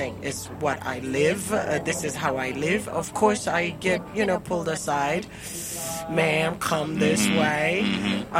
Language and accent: English; Zimbabwe; happened in Zimbabwe in terms of language. That, you know, of course we do speak English